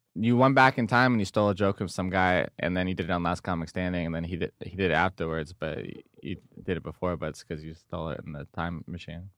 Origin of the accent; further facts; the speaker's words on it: Del Mar, California, United States; I'm from San Di, I'm from Del Mar.